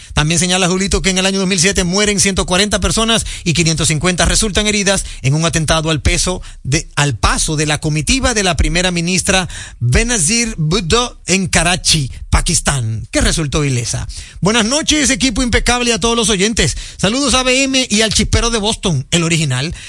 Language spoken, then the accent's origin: Spanish; Dominican Republic; nosotros como dominicanos